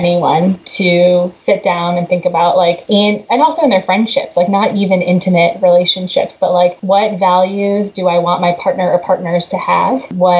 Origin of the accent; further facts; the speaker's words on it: Chicago, Illinois, United States; also born or lived in Georgia, United States / Texas, United States / Delaware, United States / Boston, United States; And I grew up in Chicago too.